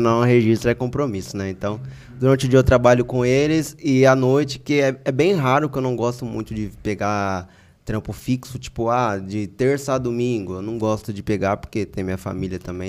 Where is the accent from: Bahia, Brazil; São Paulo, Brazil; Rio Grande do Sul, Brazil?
São Paulo, Brazil; Americana; teve uma vez que eu fui fazer uma entrega lá no bairro lá de Praia Azul, lá na minha cidade